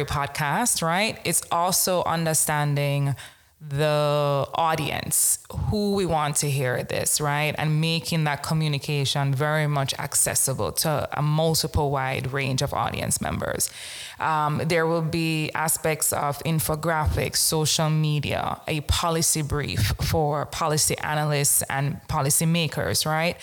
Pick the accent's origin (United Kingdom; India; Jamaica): Jamaica; born and raised in Jamaica